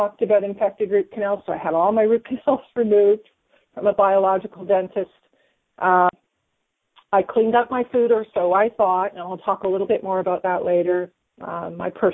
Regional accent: Hamilton, Ontario, Canada; now in Grimsby, Canada; I was born in Hamilton

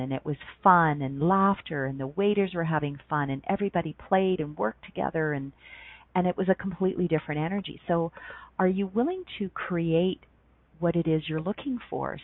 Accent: Ontario, Canada; moved away as an adult; also born or lived in Banff, Alberta; now in Calgary, Canada; I grew up in Ontario and I moved west when I was 19 and lived in Banff, Alberta for six and a half years

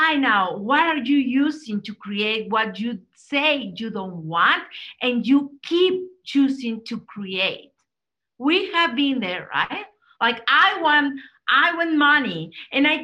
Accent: Mexico; I'm Latina, I'm from Mexico

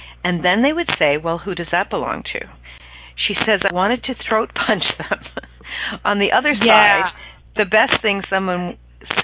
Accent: Ireland; I'm Irish

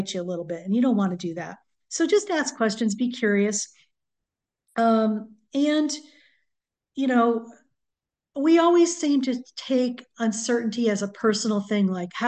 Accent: New England, United States; now in Southern California, United States; I grew up in New England, so we had hurricanes quite a bit.

